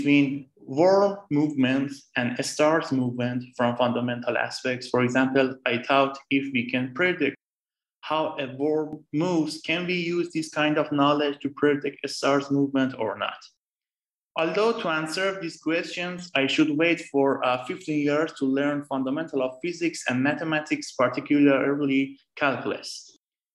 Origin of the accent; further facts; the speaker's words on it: Tehran, Tehran Province, Iran; moved away as an adult; now in Florence, Italy; I was born and raised in Tehran